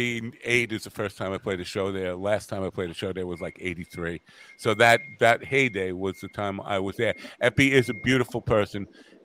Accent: South Shore, Long Island, New York, United States; as a South Shore guy

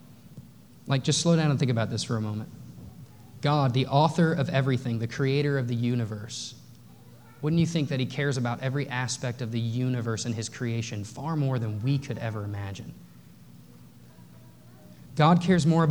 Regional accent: North Texas, United States; I grew up in the Bible Belt. I grew up in North Texas.

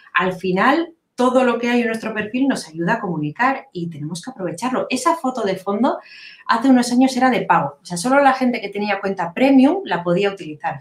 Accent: Biscay, Basque Country, Spain; soy de, de Vizcaya, del norte de España

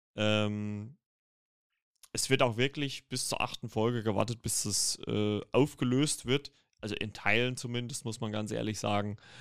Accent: Germany; als Deutsche

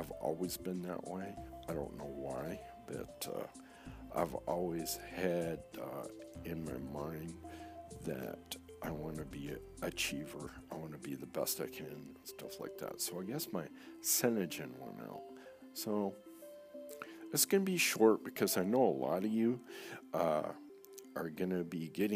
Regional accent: Saginaw Township, Michigan, United States; also born or lived in East Lansing, Michigan; We moved from Saginaw Township to East Lansing, Michigan. My sophomore year

